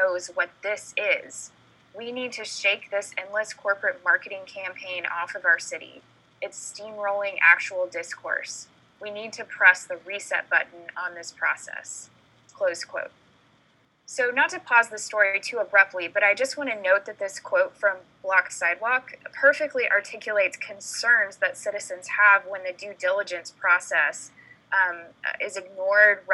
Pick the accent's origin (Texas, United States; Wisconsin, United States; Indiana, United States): Texas, United States; I'm from Texas